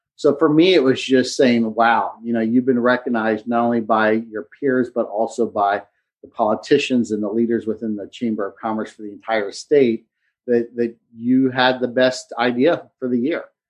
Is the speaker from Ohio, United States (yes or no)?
yes; Cincinnati, Ohio, United States; moved away as an adult; now in Hilton Head, United States; we moved from Cincinnati, where we lived my entire life